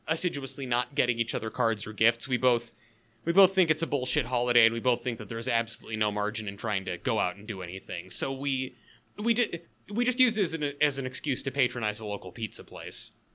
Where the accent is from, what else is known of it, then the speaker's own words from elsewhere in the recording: the Northwest, Pacific Northwest, United States; I grew up in the Northwest